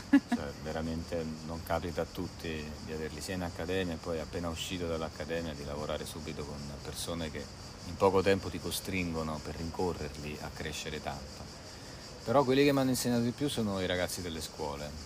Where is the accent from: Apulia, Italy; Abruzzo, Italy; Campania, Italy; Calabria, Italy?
Abruzzo, Italy; Avezzano; Io vengo da Avezzano, una cittadina piuttosto grande, eh, in Abruzzo, in provincia dell'Aquila